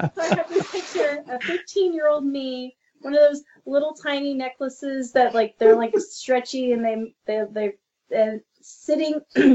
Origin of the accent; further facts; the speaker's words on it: New Zealand; Growing up in New Zealand, everybody played rugby or cricket.